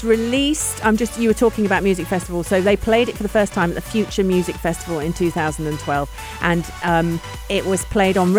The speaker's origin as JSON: {"language": "English", "country": "United Kingdom", "said": "as a Brit"}